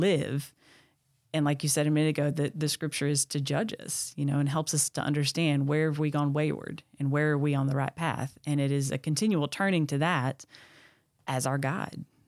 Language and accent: English; Texas, United States; moved away as an adult; also born or lived in Tennessee; born and raised in Texas.